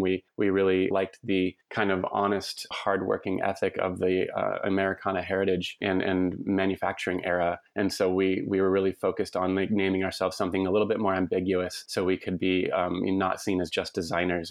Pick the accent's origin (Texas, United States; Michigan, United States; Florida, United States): Texas, United States; Lubbock; now in Portland, United States; I grew up in Lubbock, Texas